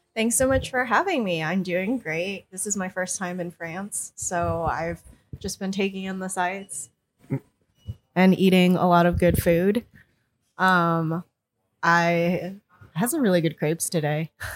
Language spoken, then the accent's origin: English; Connecticut, United States; the town I grew up in, which is quite a small town in Connecticut